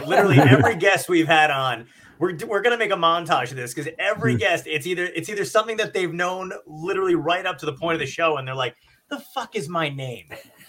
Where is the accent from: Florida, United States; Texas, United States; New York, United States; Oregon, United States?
New York, United States; New York City; I was born in Brooklyn